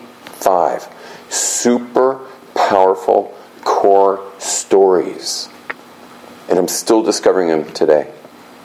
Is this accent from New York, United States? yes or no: no; Los Angeles, California, United States; I grew up in West LA in this super wealthy community